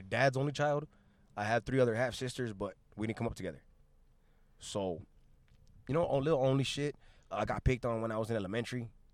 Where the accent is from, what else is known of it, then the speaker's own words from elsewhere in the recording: Long Beach, California, United States; also born or lived in South Gate, California / Los Angeles, California; I was born in Long, in Long Beach, went to Southgate for the first seven years of my life